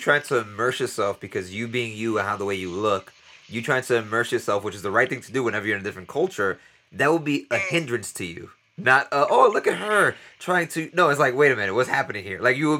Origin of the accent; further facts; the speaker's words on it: New York City, New York, United States; now in Costa Rica; I am very American. Like, I was born and raised in New York City. I have a lot of American things about me, and also a lot of Dominican culture. My parents are from the Dominican Republic.